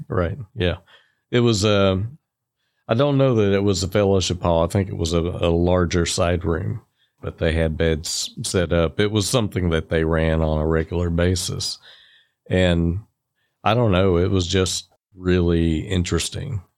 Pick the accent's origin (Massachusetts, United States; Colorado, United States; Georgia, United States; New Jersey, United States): Georgia, United States; Rossville; also born or lived in Rome, Georgia; I grew up in Rossville, just across the state line, and, uh, went to Rossville High School